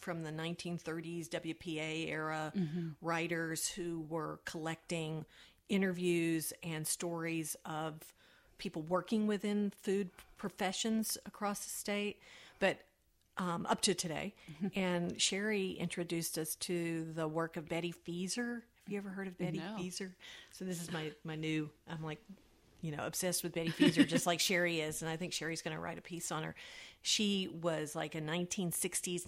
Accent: northeastern Arkansas, United States; moved away; as a Southerner

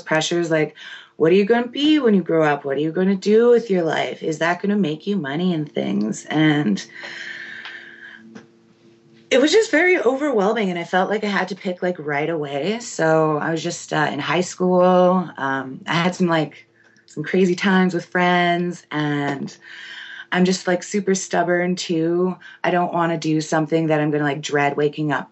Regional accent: Winnipeg, Manitoba, Canada; I'm from Seging First Nation, but born and raised in Winnipeg, Manitoba.

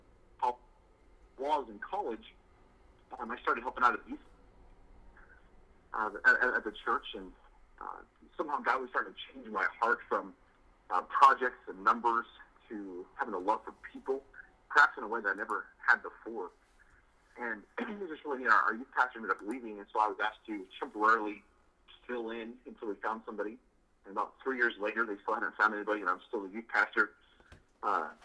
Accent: Utah, United States; also born or lived in Kentucky / Tennessee; now in Colorado, United States; I grew up in Utah and have spent the last decade in the South Kentucky, Tennessee area, and I currently live in Colorado

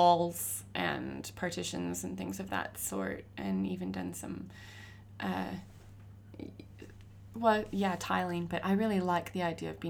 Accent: California, United States; now in Australia; I'm from California

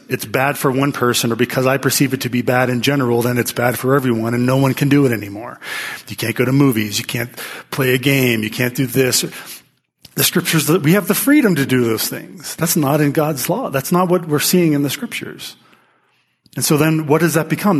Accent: Pittsburgh, Pennsylvania, United States; I'm from Pittsburgh

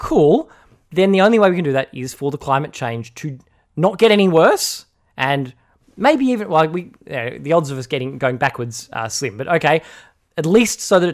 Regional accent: Australia; as an Australian citizen

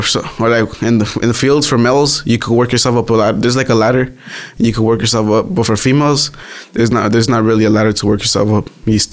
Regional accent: Earlimart, California, United States; My hometown is mostly like undocumented people. So like right here is a lot of field workers. You know, that's where I come from.

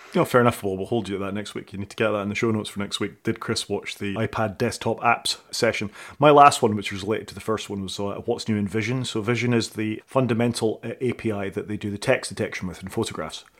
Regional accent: Scotland, United Kingdom; I'm Scottish

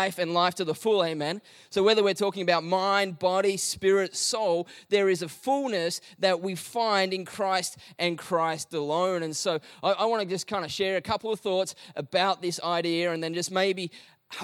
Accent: Melbourne, Victoria, Australia; we're from Melbourne and we don't have beaches

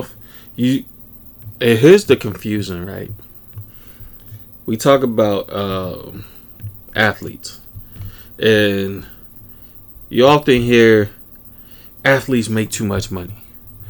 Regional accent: Chicago, Illinois, United States; we're from the Chicago area

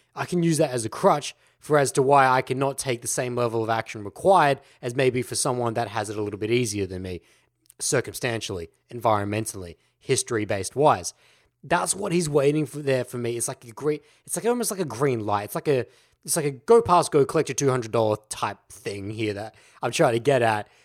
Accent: Australia; Aussies, we know as the laid back culture. Look at our language. G'day. That's how we address people.

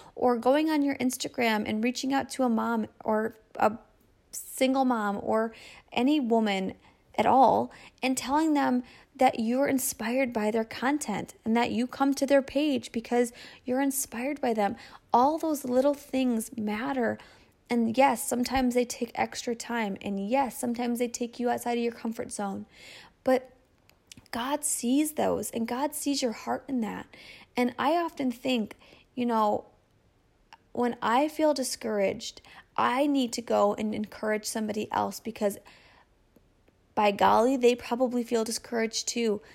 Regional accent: Michigan, United States; my hometown in Michigan

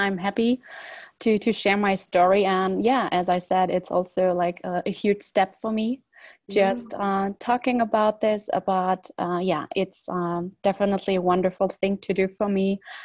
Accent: Germany; also born or lived in Poland; originally I was born in Poland, and but we, let's say when I was 2 or 3 years old, we moved to Germany, and it was me and the whole family

